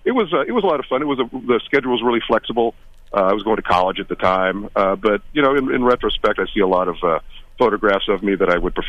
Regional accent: Orange, United States; I think I did a great piece on Restaurant Genovese in my hometown of Orange, and you know, it's a one of a kind of place.

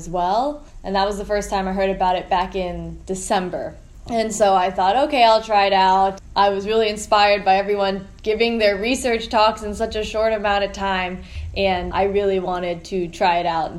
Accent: Falls Church, Virginia, United States; moved away as an adult; also born or lived in Philippines; now in California, United States; I am originally from Washington, D.C. area in the Falls Church area. And I pretty much grew up on the East Coast. There was a period where I lived in the Philippines also for 3 years. But Virginia is my home

